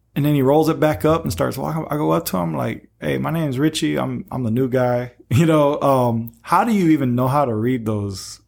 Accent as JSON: {"language": "English", "town": "Peoria", "region": "Illinois", "country": "United States", "tie": "born or raised there", "moved": "yes", "said": "I'm in the mainland, uh, in my hometown, Peoria"}